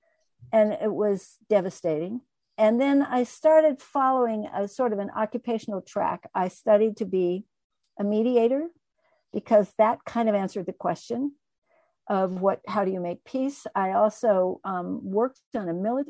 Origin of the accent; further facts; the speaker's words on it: United States; also born or lived in Colorado; I was raised in the United States, kind of a middle-class white girl